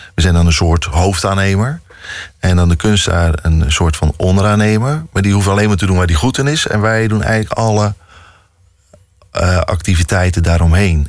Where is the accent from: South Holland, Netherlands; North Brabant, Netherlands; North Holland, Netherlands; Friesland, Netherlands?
South Holland, Netherlands; Dordrecht; moved away as an adult; also born or lived in Rotterdam; Ik ben in Dordrecht opgegroeid